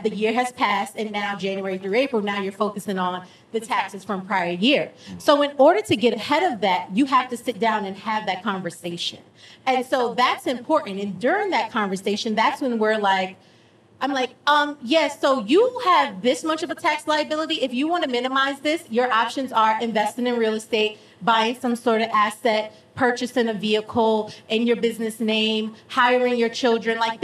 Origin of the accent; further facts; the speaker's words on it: New York, United States; now in Georgia, United States; Like Matt and I, we're from New York